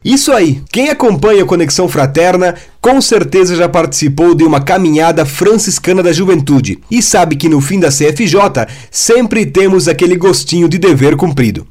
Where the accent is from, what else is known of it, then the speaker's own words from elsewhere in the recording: Rodeio, Santa Catarina, Brazil; Tenho 23 anos e sou da cidade de Rodeio, Santa Catarina